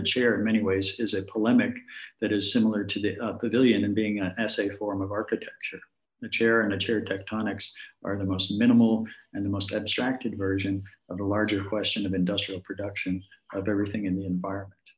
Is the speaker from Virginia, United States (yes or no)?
no; Chicago, Illinois, United States; talk a little bit about my hometown here, if we could. Um, jumping back to Chicago